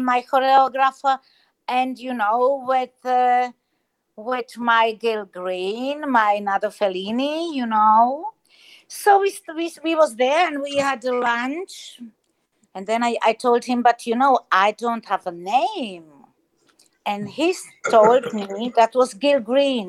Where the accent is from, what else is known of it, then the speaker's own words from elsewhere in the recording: Germany; English is a second language; also born or lived in Czech Republic; now in Spain; I grew up in Germany